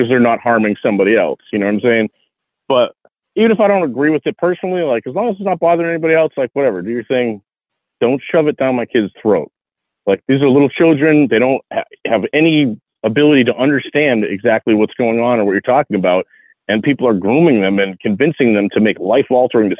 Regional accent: Massachusetts, United States; moved away as an adult; also born or lived in Virginia / Las Vegas; now in Tennessee, United States; I was born and raised in Massachusetts

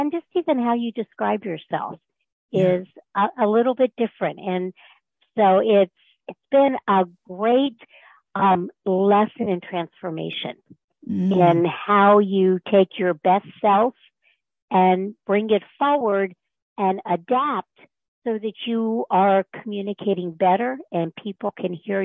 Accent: North Florida, United States; moved away as an adult; also born or lived in Mid-Atlantic; I grew up in North Florida

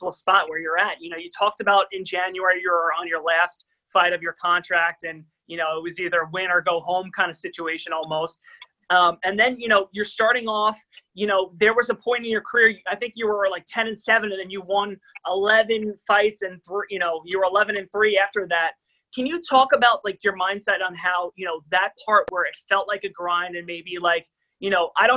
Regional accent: Long Island, New York, United States; we're from Long Island

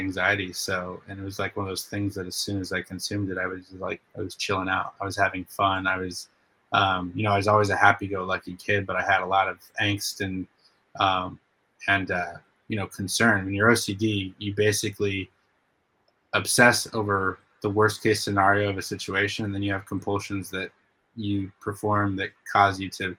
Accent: Spokane, Washington, United States; I grew up in Spokane, Washington

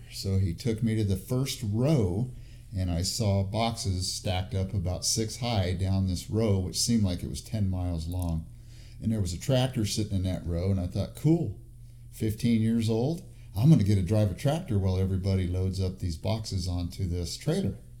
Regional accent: El Centro, California, United States; now in Fresno, United States; I was born in Southern California, a little town called El Centro, which is southeast of San Diego

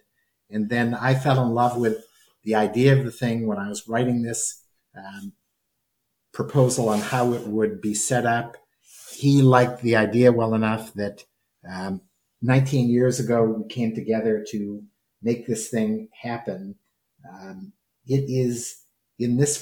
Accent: New England, United States; moved away as an adult; also born or lived in Alabama / Louisville, Kentucky / Boston; I come from New England

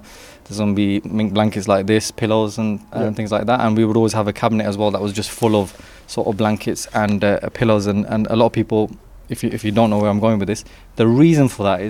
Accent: Wolverhampton, West Midlands, United Kingdom; born or raised there; also born or lived in Derby

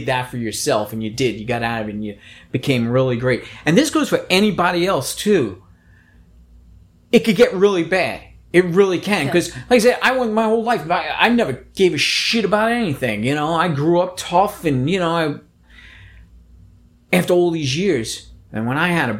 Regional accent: New York City, New York, United States; I grew up in the Bronx, New York

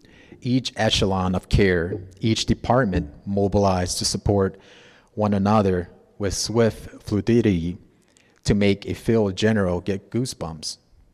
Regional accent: Gallup, New Mexico, United States; also born or lived in Zuni; Growing up in Gallup to me was the big city. My second community where I recall my family shopping at TGNY, eating at restaurants like La Baraka, watching homecoming parades and games.

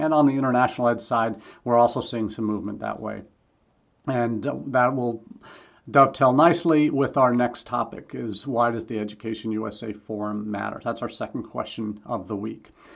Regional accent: Missouri, United States; I grew up in Missouri, so you still gotta show me

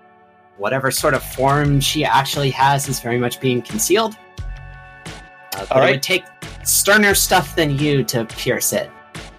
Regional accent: New York, United States; I am also from New York, and I've experienced the way they operate

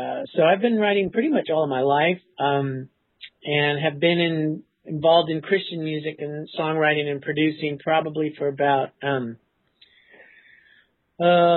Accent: California, United States; I was from California

